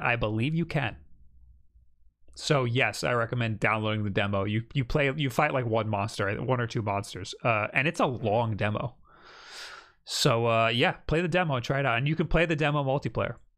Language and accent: English; Mexico; I'm from Mexico